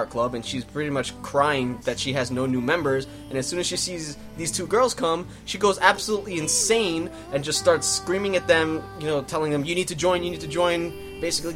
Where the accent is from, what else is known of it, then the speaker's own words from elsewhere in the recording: New York, United States; we're from New York